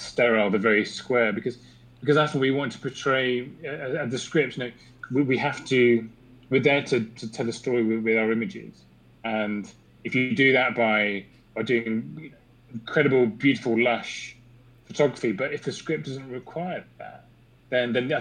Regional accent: England, United Kingdom; as an Englishman

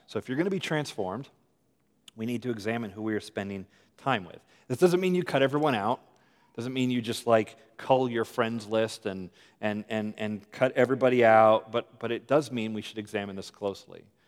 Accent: United States; also born or lived in Richmond, Virginia; I'm American

